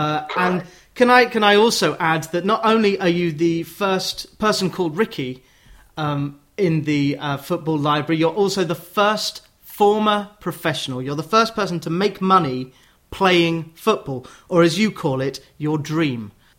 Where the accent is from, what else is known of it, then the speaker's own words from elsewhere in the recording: Watford, East of England, United Kingdom; I was born in Watford General Hospital.